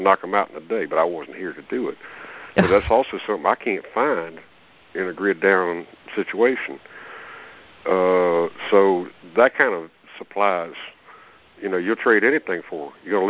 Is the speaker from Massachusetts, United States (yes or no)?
no; Alabama, United States; I'm from Alabama. I know about raccoons now.